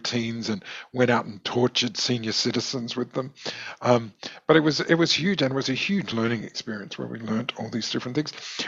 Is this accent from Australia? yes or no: yes; Adelaide, South Australia, Australia; the only thing that was available in Ross Trevor, where I grew up, was after school ballet classes.